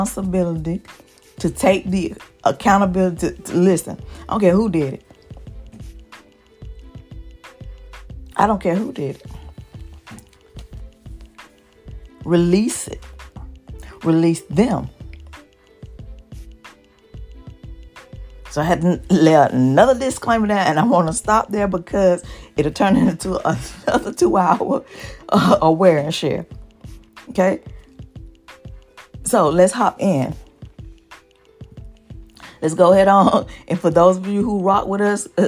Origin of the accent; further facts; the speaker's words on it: the South, United States; I'm from the South, from the hood